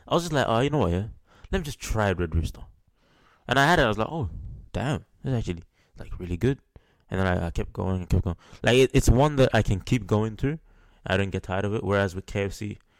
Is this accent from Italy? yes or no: no; Melbourne, Victoria, Australia; I'm from Melbourne